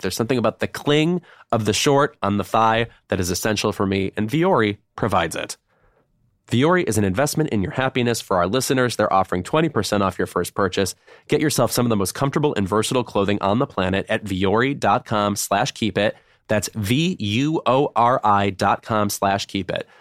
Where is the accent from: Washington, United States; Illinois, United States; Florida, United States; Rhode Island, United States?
Illinois, United States; Lemont; my hometown in Lamont, Illinois